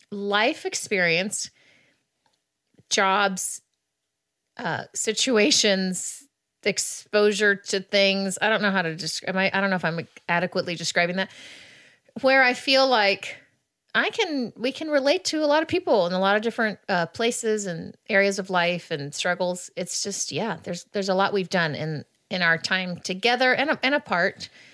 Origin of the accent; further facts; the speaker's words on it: Kansas City, Missouri, United States; moved away; also born or lived in Texas; I was born on the Kansas side. However, I lived on the Missouri side pretty much my whole life. That's where I grew up.